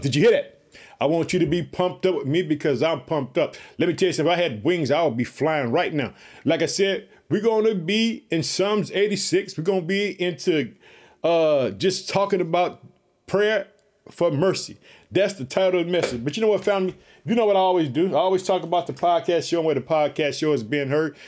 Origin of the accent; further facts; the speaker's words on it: Chicago, Illinois, United States; the state of Illinois, which is my home state, I reside in the city of Chicago